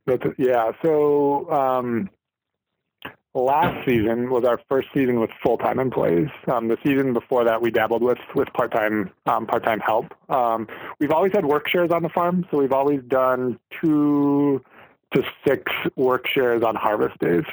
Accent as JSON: {"language": "English", "town": "St. Cloud", "region": "Minnesota", "country": "United States", "tie": "born or raised there", "moved": "as an adult", "lives_now": "Litchfield, United States", "said": "I grew up in St. Cloud, which is 40 miles north of Litchfield"}